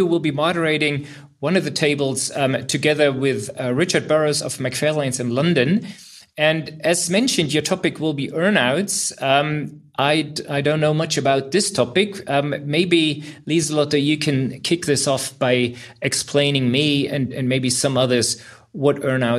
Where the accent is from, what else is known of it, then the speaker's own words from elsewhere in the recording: Berlin, Germany; I'm a tech and data lawyer at Hertling here in Berlin, and I cannot wait to greet everyone here in my hometown.